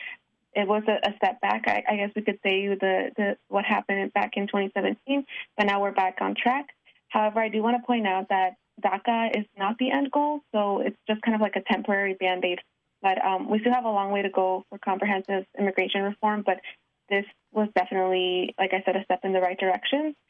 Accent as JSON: {"language": "English", "town": "Houston", "region": "Texas", "country": "United States", "tie": "born or raised there", "said": "I also came when I was a child. I was 5 years old. I was raised in Houston, Texas. That's where I lived most of my life"}